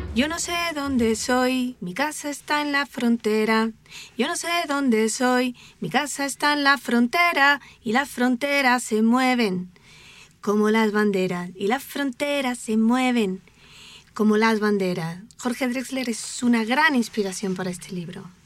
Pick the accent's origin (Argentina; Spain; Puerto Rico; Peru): Spain; now in Mexico; Anuska y yo somos españolas y venimos a vivir a México